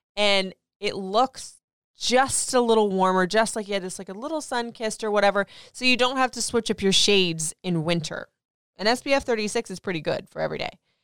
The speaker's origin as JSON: {"language": "English", "region": "Florida", "country": "United States", "tie": "born or raised there", "moved": "yes", "lives_now": "Maryland, United States", "said": "I grew up in Florida"}